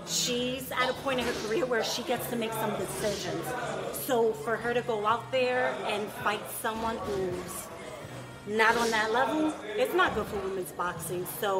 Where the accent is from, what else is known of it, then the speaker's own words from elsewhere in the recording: Brooklyn, New York, United States; I am from Brooklyn.